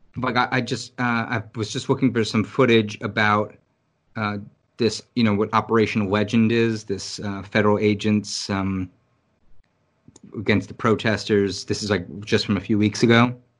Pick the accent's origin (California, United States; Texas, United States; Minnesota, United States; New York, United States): New York, United States; New York City; being a New Yorker